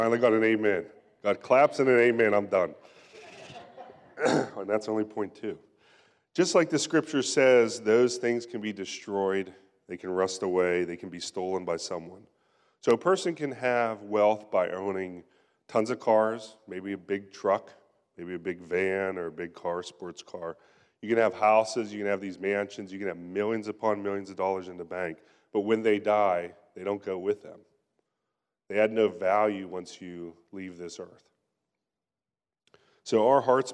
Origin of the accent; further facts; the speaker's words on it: Pennsylvania, United States; moved away; I'm from Pennsylvania, and I remember growing up, and even whenever I go back there to visit now